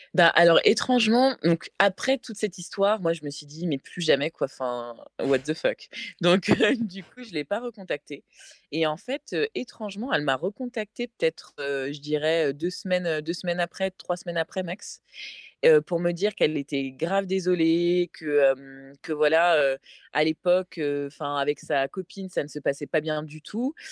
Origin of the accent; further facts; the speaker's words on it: France; accent: French; moved away as an adult; now in England, United Kingdom; même si ça fait six ans que je suis en Angleterre, mon anglais est, bien, mais c'est vrai que j'ai pas perdu mon accent français